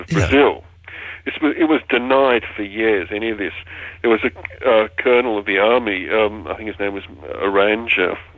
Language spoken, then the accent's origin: English; Australia; I'm Australian. I don't speak English properly.